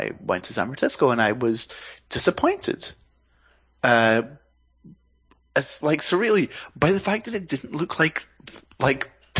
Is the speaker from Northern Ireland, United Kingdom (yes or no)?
no; Scotland, United Kingdom; now in United States; as a Scottish expat in America